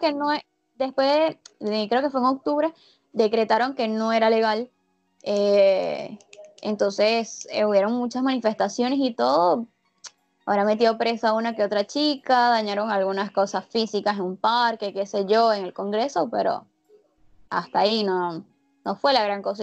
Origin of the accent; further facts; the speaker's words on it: Venezuela; accent: Venezuelan; moved away as an adult; also born or lived in Brazil; now in Argentina; recuperé mi acento venezolano